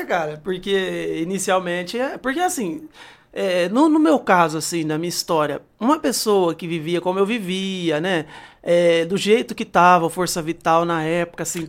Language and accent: Portuguese; Bebedouro, São Paulo, Brazil; Eu sou daqui. Eu sou nascido em São Paulo, né? Ah. Mas ah. é, morei pouco tempo em São Paulo. Na verdade, é, até os 16 anos eu morei no sítio, né? Zona rural